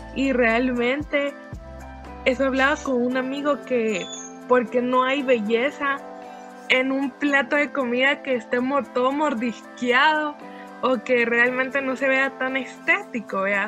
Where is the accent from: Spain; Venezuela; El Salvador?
El Salvador; en nuestra idiosincrasia salvadoreña